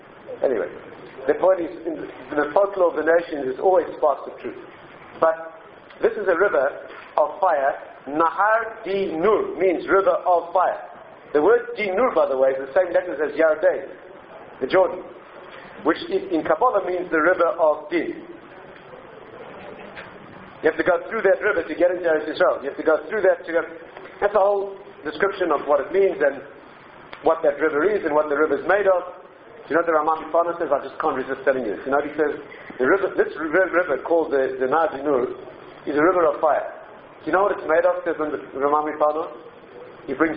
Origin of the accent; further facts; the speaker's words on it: South Africa; I come from South Africa